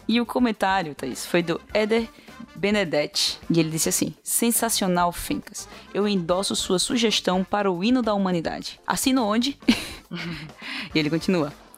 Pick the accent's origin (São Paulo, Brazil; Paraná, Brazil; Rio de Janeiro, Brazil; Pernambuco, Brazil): Pernambuco, Brazil; Recife; Eu sou de Recife